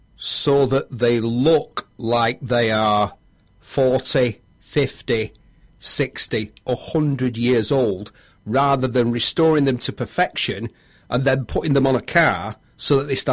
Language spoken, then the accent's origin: English; Bury, North West England, United Kingdom; accent: Lancashire; I'm a Bury lad